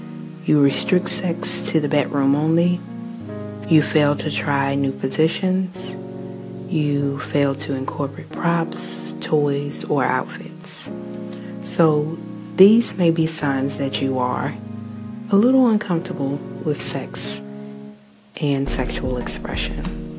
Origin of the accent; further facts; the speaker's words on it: New Zealand; I am Kiwi.